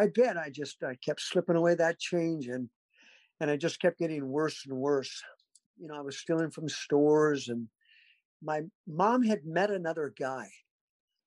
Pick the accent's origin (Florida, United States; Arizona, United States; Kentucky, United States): Arizona, United States; Mesa; also born or lived in Garden Grove, California; now in Fayetteville, United States; I wasn't born in Arizona, Mesa, Arizona, but I did grow up there. We moved when I was two